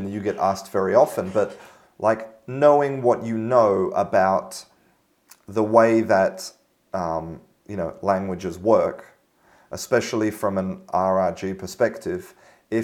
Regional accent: England, United Kingdom; as an English person learning Spanish

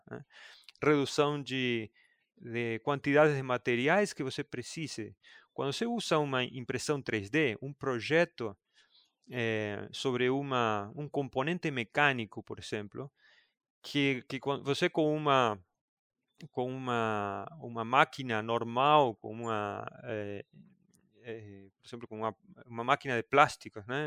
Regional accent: Argentina; moved away as an adult; also born or lived in Buenos Aires, Argentina; Eu sou do interior da Argentina e aí fui trabalhar em Buenos Aires

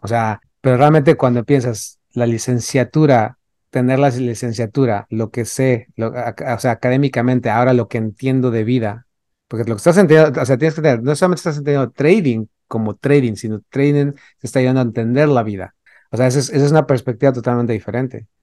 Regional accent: Mexico City, Mexico; yo que crecí en la Ciudad de México

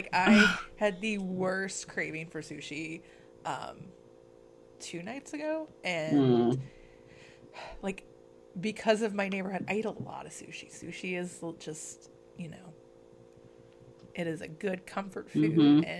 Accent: Arkansas, United States; I mean, I am from Arkansas. Do you hear a Southern accent?

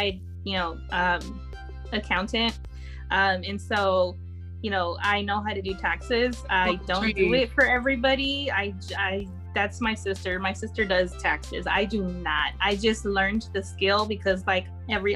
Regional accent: California and Arkansas, United States; I was born in California. I say I'm born and raised in California and Arkansas, because Arkansas is my home.

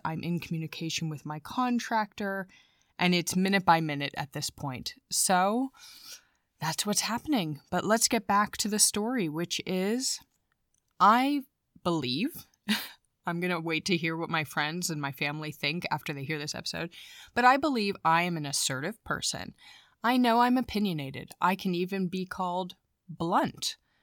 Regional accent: United States; moved away as an adult; now in Germany; I am an American.

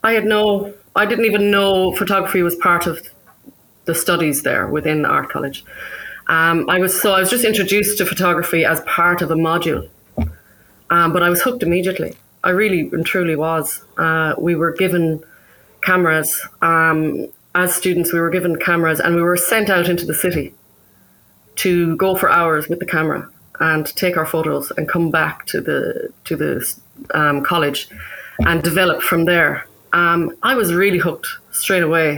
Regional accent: Birr, Leinster, Ireland; also born or lived in Cork; I'm from Birr in County Offaly, and I went to college in Cork.

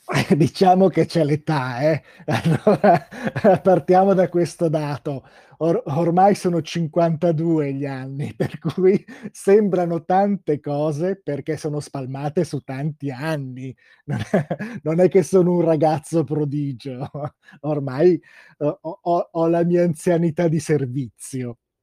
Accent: Bergamo, Lombardy, Italy; essendo io bergamasco

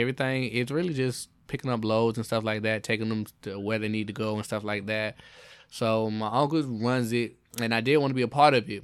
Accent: Jacksonville, Florida, United States; moved away; I grew up in Jacksonville, Florida

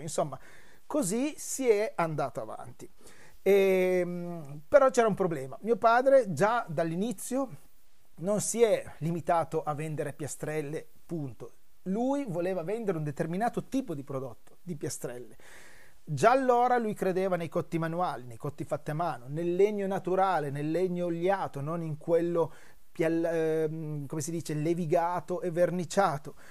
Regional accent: Brusasco, Piedmont, Italy; elementare, andavo verso la terza, mi ricordo, e le scuole erano proprio di fronte al negozio, in questo incrocio che c'è tutt'oggi a Brusasco

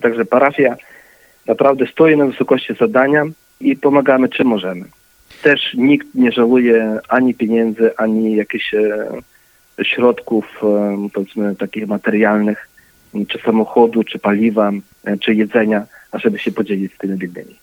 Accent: Ukraine; ja jestem e, urodzony na Ukrainie, natomiast pochodzę z rodziny polskiej, mam też obywatelstwo polskie

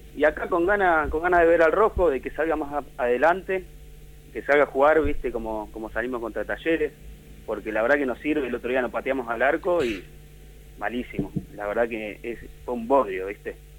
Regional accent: Buenos Aires, Argentina

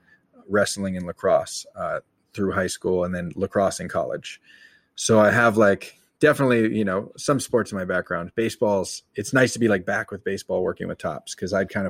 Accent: Marin County, California, United States; moved away as an adult; also born or lived in Florida; now in New York, United States; I grew up in California, Marin County, just north of San Francisco.

